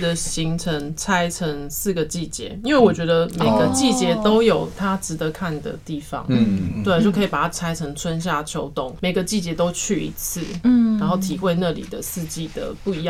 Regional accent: Pingtung County, Taiwan; moved away; 因为我们是屏东长大的，然后我就觉得在那边感受到我小时候在屏东的那种感觉，

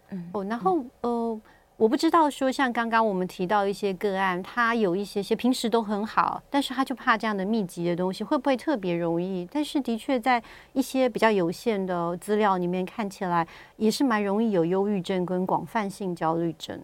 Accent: Taiwan; 像我们台湾人

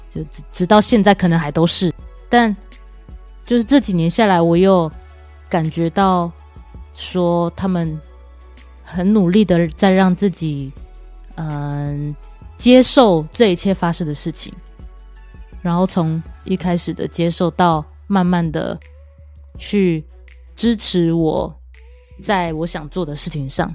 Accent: Kaohsiung, Taiwan; now in Taipei, Taiwan; 因为我是高雄人，所以我时不时会回家一下

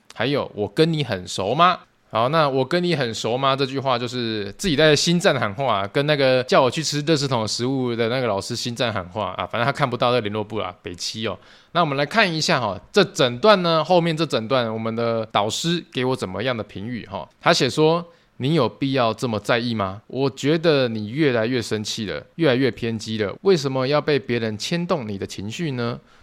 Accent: Tainan, Taiwan; 我本身也是住台南嘛， 我就是土生土长台南人， 啊， 现在在台南工作生活啦， 以后也会在台南养老啦

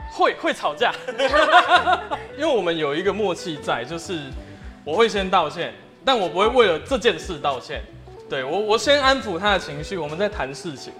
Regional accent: Fengtian Village, Chiayi County, Taiwan; 因为阿嬷住在丰田村， 啊， 我是丰田村长大的小孩

